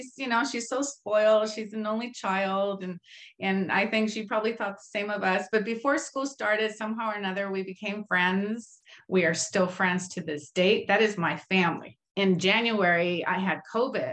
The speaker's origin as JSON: {"language": "English", "town": "Compton", "region": "California", "country": "United States", "tie": "born or raised there", "also_born_or_lived": "Mexico / East Los Angeles", "said": "we grew up in Compton"}